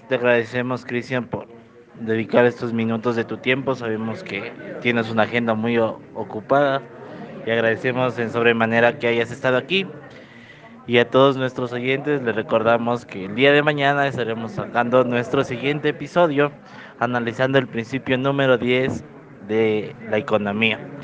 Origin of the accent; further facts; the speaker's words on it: Ecuador; nosotros como ecuatorianos